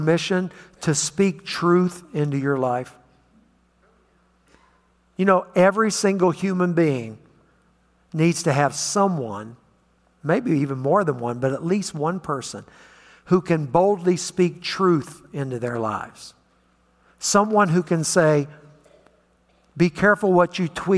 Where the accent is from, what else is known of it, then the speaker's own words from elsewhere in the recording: West Virginia, United States; moved away; also born or lived in Nashville, Tennessee; I grew up in West Virginia